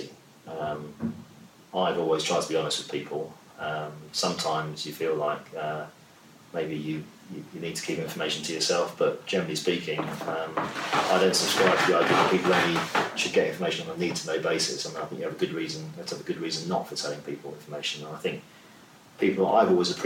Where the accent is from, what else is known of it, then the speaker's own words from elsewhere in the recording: London, United Kingdom; also born or lived in Lagos; growing up in South London like I did